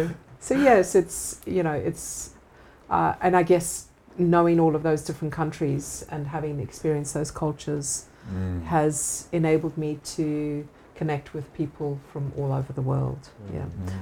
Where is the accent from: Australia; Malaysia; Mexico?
Australia; You know, I'm Aussie.